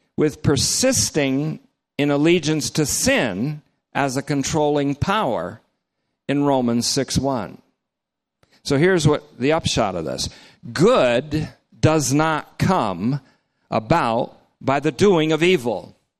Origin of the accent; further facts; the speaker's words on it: North Bennington, Vermont, United States; my hometown, North Bennington, Vermont